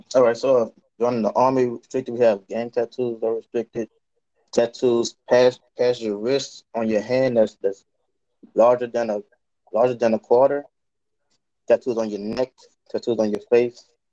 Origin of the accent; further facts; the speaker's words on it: Louisiana, United States; now in Chicago, United States; I'm currently a U.S. recruiter from Louisiana. I'm recruiting in Chicago right now